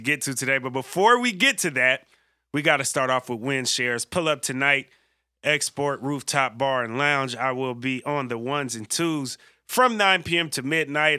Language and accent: English; San Francisco, California, United States; being from the Bay Area myself